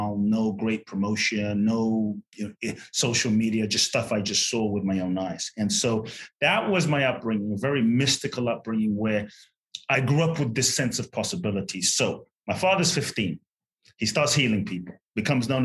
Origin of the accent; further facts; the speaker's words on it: Ghana; I was born in Ghana, West Africa. My father's from Ghana. My mother's Japanese